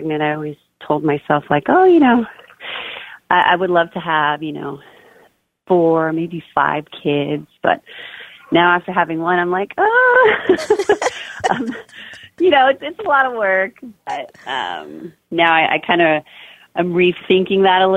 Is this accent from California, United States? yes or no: yes; Bay Area, California, United States; I grew up in the Bay Area. Right now, my husband and I live in Castro Valley